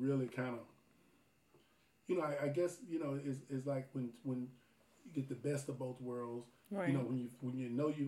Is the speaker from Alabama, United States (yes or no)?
yes; Alabama, United States; I grew up in Alabama